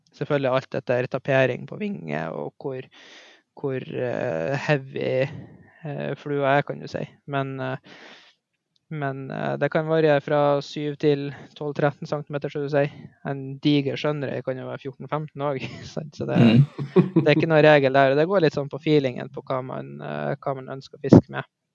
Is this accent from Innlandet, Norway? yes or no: no; Mo i Rana, Nordland, Norway; Jeg eh, er født og oppvokst i Mo i Rana